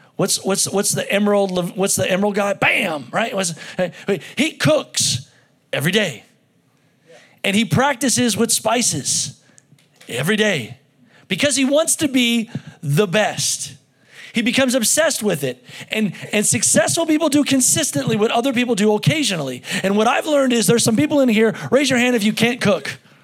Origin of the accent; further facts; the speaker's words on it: United States; as an American